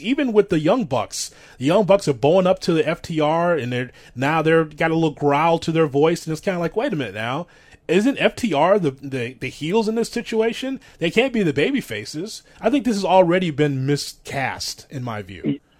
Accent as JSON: {"language": "English", "region": "Midwest", "country": "United States", "tie": "born or raised there", "said": "what I grew up with here in the Midwest"}